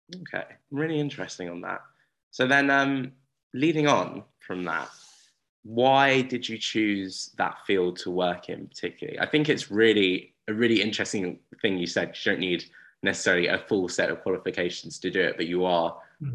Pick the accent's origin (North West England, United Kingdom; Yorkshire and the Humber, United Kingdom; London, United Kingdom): London, United Kingdom; Uxbridge; I'm from Uxbridge